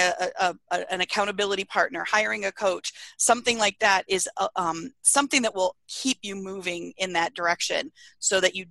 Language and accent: English; Iowa, United States; now in Arizona, United States; I grew up in Iowa